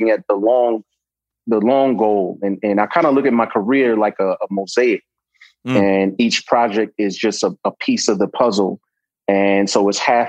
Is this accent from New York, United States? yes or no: yes; New York City, New York, United States; I'm from New York, Brooklyn born and raised.